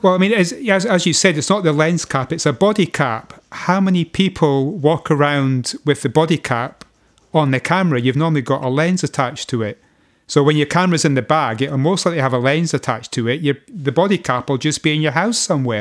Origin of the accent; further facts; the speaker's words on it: Scotland, United Kingdom; being a Scotsman